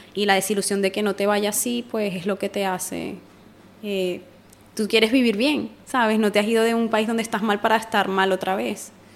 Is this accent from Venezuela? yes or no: yes; Venezuela; moved away as an adult; now in Spain; yo soy venezolana